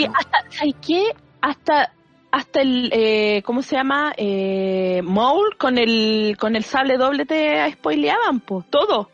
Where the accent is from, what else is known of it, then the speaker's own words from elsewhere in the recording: Maipú, Santiago Metropolitan Region, Chile; yo era de Maipú en su momento